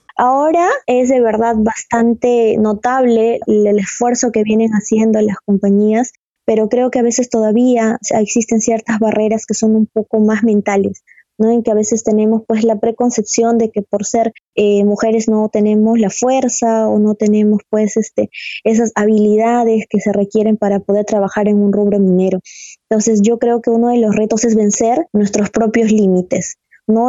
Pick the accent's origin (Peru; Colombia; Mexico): Peru; Cajamarca; Yo soy de Cajamarca y bueno, ustedes saben, Cajamarca es una ciudad minera